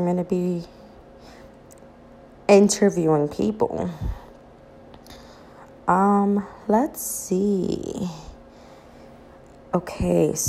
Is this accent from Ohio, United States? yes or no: no; New York City, New York, United States; moved away as an adult; now in New Jersey, United States; I currently reside in New Jersey. I was born and raised in the Bronx